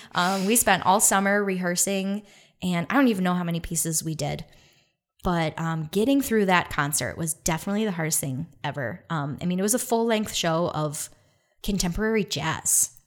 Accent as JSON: {"language": "English", "town": "Detroit", "region": "Michigan", "country": "United States", "said": "I'm from Detroit"}